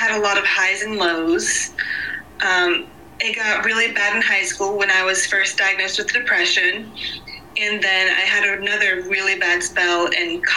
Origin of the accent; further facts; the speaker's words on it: South Carolina, United States; I am from South Carolina